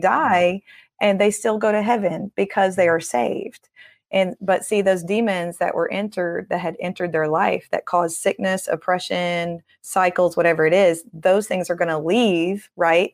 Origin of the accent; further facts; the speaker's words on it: Tennessee, United States; I'm from Tennessee